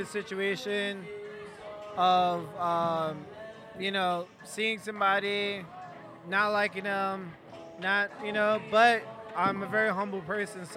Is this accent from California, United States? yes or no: no; New York, United States; moved away as an adult; also born or lived in San Francisco / Milwaukee; growing up in New York.